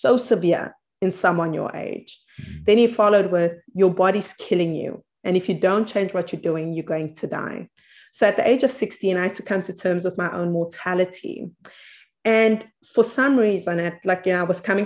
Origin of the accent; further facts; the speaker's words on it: South Africa; I come from South Africa, a very interesting place